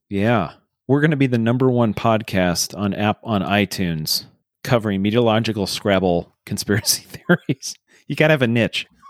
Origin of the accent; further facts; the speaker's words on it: Iowa, United States; we grew up in Iowa